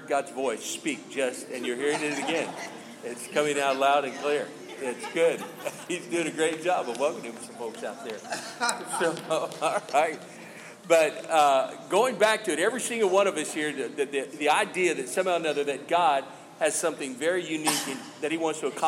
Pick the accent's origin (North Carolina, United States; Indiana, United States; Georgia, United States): Indiana, United States; Evansville; born there; also born or lived in Miami, United States / Illinois, United States / Kentucky, United States; I was born in the Midwest in Evansville, Indiana. I'm a Hoosier. And then I lived south in Miami, Fort Lauderdale area.